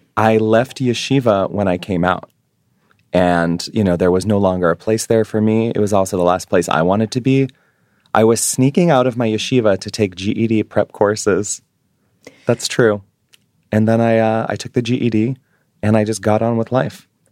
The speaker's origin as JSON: {"language": "English", "town": "New York City", "region": "New York", "country": "United States", "moved": "as an adult", "lives_now": "Hawaii, United States", "said": "being a Jewish New Yorker."}